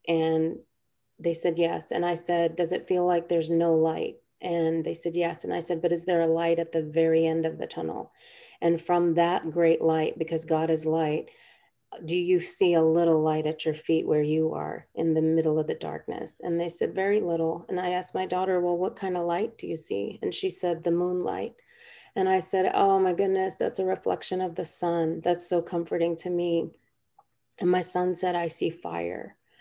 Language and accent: English; India; We're both from India. Our parents are both from Kerala, from the South